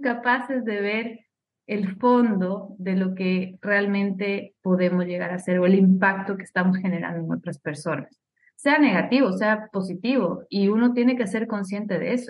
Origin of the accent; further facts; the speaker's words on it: Ecuador; moved away; Soy ecuatoriana, viví muchísimo tiempo fuera de, mi país.